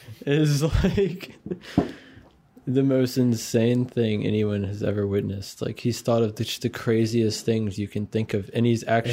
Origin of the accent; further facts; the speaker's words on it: Maryland, United States; moved away as an adult; also born or lived in South Carolina / Colorado; now in Florida, United States; when I was like 3 or so, we moved from Colorado to Maryland. Lived in Maryland the rest of my life until I was like 19, basically.